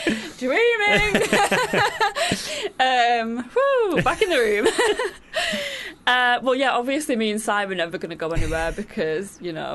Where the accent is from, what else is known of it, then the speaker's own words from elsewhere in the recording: Manchester, North West England, United Kingdom; Yeah, my hometown.